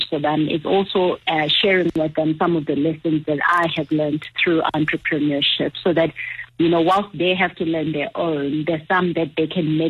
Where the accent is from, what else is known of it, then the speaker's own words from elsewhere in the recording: Transkei, Eastern Cape, South Africa; moved away; also born or lived in Johannesburg, South Africa; when I grew up in the Transkei to ending up in Joburg